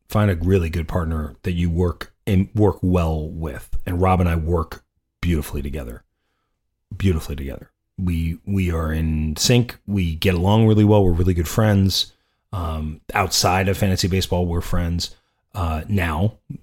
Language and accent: English; New York, United States; I'm from New York